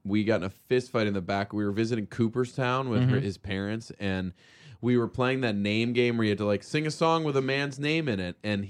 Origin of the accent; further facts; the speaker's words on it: Australia; I'm Australian, but I got that New York accent guy coming